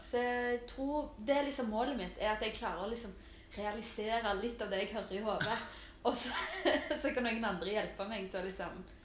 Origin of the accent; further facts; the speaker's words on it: Stavanger, Rogaland, Norway; moved away as an adult; now in Oslo, Norway; Jeg er jo fra Storhaug. Mm. Stavangers beste bydel